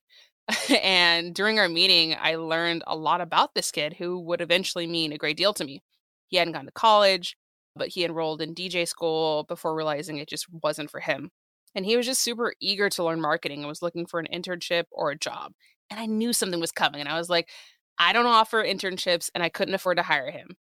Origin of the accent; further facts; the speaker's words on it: San Diego, California, United States; moved away as an adult; also born or lived in Los Angeles; now in New York, United States; I was in my hometown of San Diego